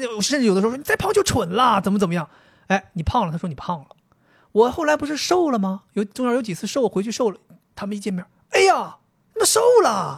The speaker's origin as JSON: {"language": "Chinese", "town": "Dalian", "region": "Liaoning", "country": "China", "said": "我们大连人"}